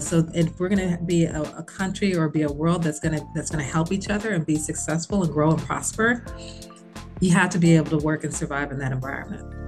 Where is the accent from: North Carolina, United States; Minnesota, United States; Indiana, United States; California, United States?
Indiana, United States; Bloomington; moved away as an adult; I was from Bloomington, Indiana